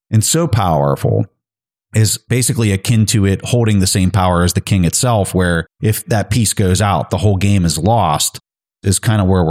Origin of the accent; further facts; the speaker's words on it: United States; As an American